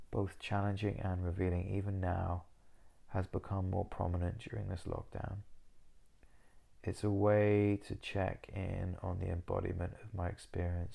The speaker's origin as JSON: {"language": "English", "region": "Wales", "country": "United Kingdom", "tie": "born or raised there", "moved": "as an adult", "lives_now": "Southsea, United Kingdom", "said": "I was born in Cymraeg, Wales, where I lived for 18 years before moving away to Lloegr, England, where I stayed."}